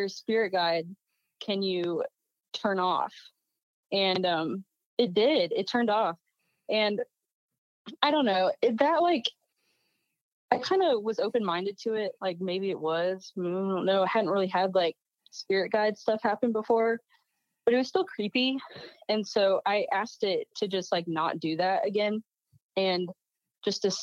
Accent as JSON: {"language": "English", "town": "Independence", "region": "Missouri", "country": "United States", "tie": "born or raised there", "also_born_or_lived": "Kansas City", "moved": "as an adult", "lives_now": "Florida, United States", "said": "I grew up in Independence"}